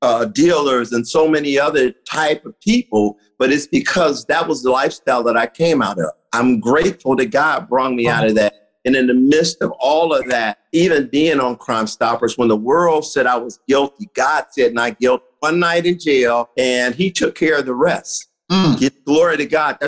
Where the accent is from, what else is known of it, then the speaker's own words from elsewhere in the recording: Cincinnati, Ohio, United States; I'm originally from Cincinnati, Ohio. I grew up in a ghetto